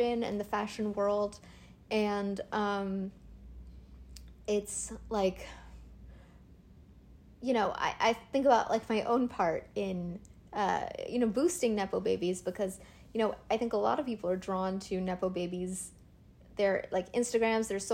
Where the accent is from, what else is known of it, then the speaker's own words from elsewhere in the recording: United States; I'm an American